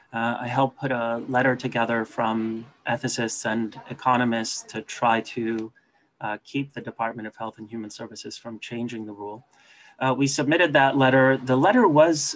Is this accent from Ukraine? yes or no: no; Canada; my home country of Canada